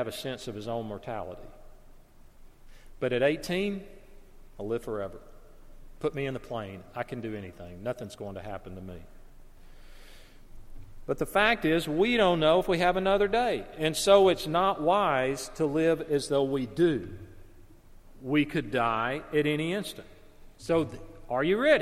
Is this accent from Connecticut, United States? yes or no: no; Alabama, United States; the house where I grew up in Alabama